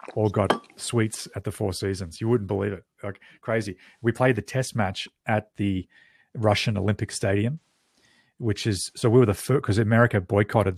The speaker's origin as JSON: {"language": "English", "country": "Australia", "moved": "yes", "lives_now": "Canada", "said": "as an Australian going back"}